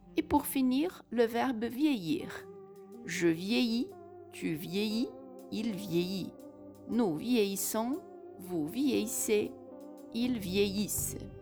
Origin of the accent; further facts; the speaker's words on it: Brazil; je suis brésilienne et professeure de français